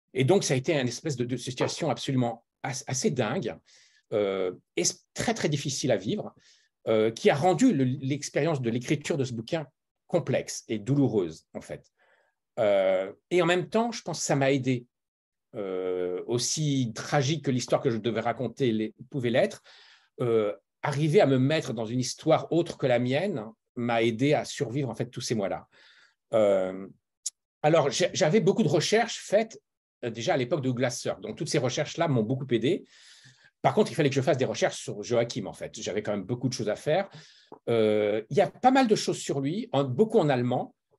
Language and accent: French; France; moved away as an adult; now in Los Angeles, United States; je suis français de naissance et, euh, et d'éducation. J'ai grandi en France, mais j'ai une mère allemande.